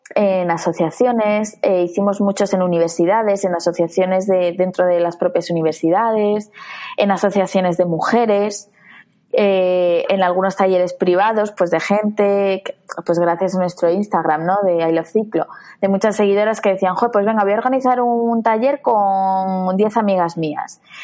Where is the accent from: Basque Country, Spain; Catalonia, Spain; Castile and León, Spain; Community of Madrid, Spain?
Community of Madrid, Spain; Madrid; yo soy de Madrid, de la Comunidad de Madrid